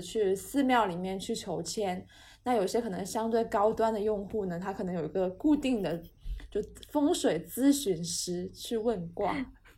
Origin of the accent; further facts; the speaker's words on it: Guangzhou, Guangdong, China; 我是广东人